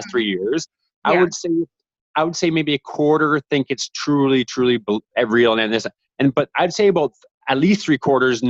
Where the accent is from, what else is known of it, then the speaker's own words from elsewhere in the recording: Canada; as a Canadian